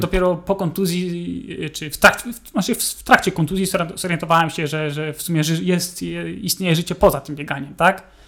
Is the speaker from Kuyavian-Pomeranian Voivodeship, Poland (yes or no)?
yes; Bydgoszcz, Kuyavian-Pomeranian Voivodeship, Poland; Bydgoszcz to jest moje rodzinne miasto